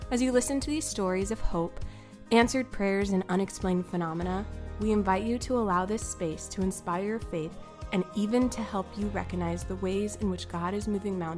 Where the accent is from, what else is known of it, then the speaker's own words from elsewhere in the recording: California, United States; also born or lived in US South; growing up on the West Coast in California, soda